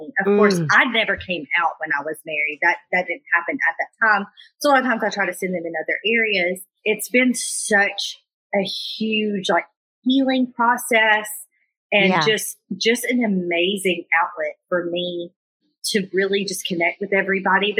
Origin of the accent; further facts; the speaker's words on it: Alabama, United States; I grew up in Alabama.